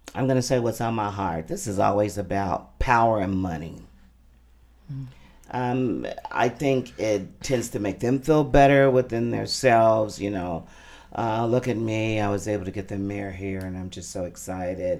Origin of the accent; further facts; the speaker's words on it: Jeffersonville, Indiana, United States; also born or lived in Louisville, Kentucky; I was born in Louisville, Kentucky, raised in Jeffersonville, Indiana